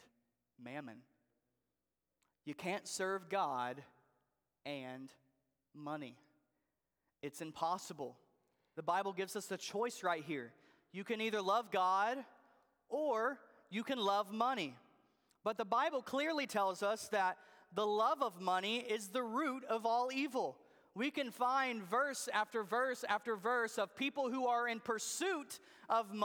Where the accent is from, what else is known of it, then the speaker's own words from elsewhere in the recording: Jacksonville, Arkansas, United States; moved away; I grew up in Arkansas. Actually, Jacksonville, Arkansas is where I grew up